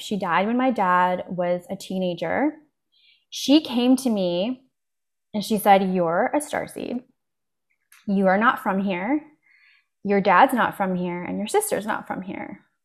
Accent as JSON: {"language": "English", "country": "Canada", "tie": "born or raised there", "also_born_or_lived": "Poland", "said": "I was born in Poland, actually, and my family immigrated here, uh, when I was four to Canada. I live in Canada"}